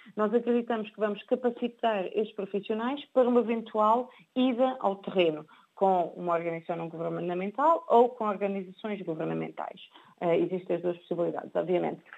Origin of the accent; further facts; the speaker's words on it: Portugal; sou portuguesa